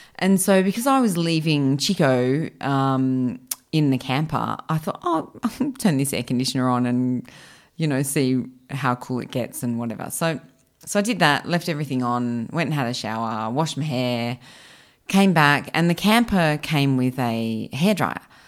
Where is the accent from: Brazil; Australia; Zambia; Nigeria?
Australia; I grew up in Australia